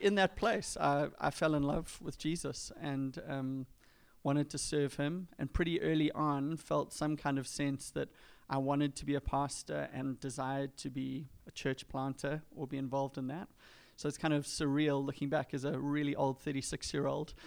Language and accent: English; Durban, KwaZulu-Natal, South Africa; moved away as an adult; I'm kind of born and bred in Durban, have lived there my entire life on the east coast of South Africa.